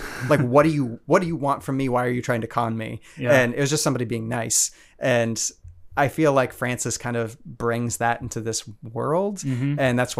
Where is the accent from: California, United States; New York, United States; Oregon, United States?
Oregon, United States; Portland; we're from Portland